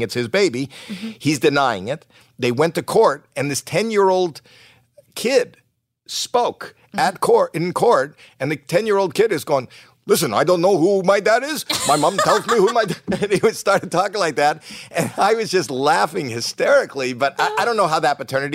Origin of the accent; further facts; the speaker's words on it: Canada; moved away as an adult; We're Canadian